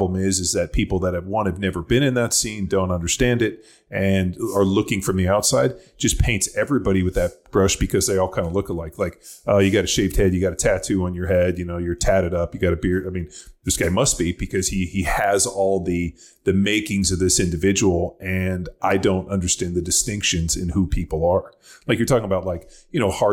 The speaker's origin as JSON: {"language": "English", "area": "South Bay, Los Angeles", "region": "California", "country": "United States", "tie": "born or raised there", "said": "growing up in the South Bay"}